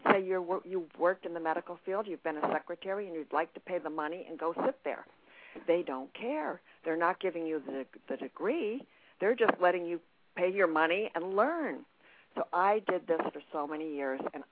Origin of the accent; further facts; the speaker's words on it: New York, United States; I'm from New York